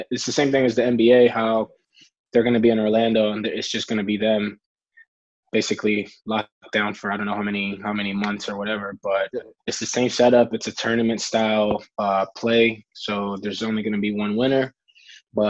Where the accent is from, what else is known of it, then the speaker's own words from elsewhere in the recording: Costa Rica; growing up in Costa Rica